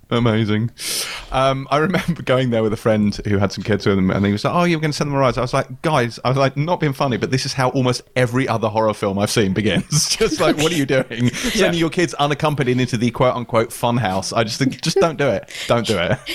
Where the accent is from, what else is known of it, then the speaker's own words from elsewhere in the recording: Pinner, London, United Kingdom; I, I grew up in Pinner